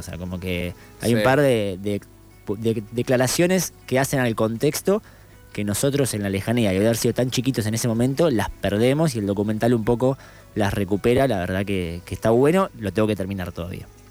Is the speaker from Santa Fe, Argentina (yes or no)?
no; General Madariaga, Buenos Aires Province, Argentina; ahí yo nací en Madariaga